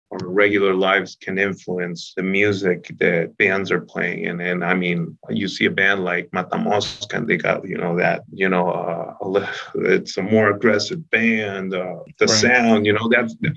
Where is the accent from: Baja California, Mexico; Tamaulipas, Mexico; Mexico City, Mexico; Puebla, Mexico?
Baja California, Mexico; Tijuana; We're Mexicans. We're from Tijuana